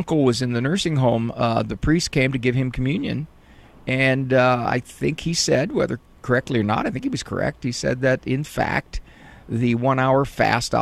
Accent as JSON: {"language": "English", "town": "North Canton", "region": "Ohio", "country": "United States", "tie": "born or raised there", "said": "Walsh is in my hometown"}